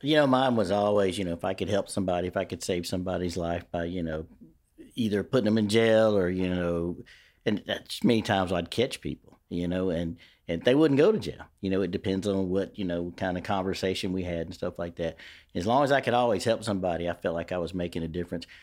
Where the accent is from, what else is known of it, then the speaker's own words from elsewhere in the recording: Shreveport, Louisiana, United States; I grew up in Queensboro. Queensboro was my world